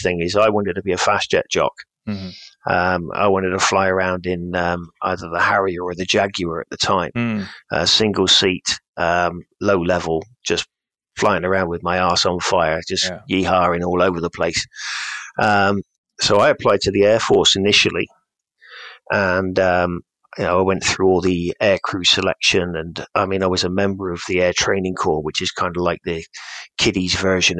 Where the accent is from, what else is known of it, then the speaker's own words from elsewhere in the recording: Cornwall, South West England, United Kingdom; the village where I grew up in Cornwall